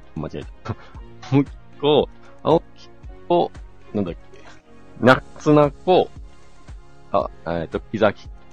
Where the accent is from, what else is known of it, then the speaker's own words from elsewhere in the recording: Shizuoka, Japan; now in Hakuba, Japan; 地元が静岡県なんですけど